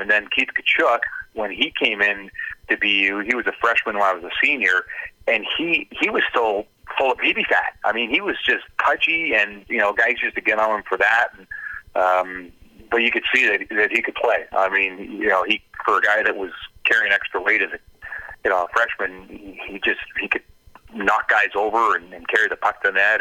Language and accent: English; North Vancouver, British Columbia, Canada; moved away as an adult; also born or lived in Germany / Switzerland; born and raised on the North Shore in North Vancouver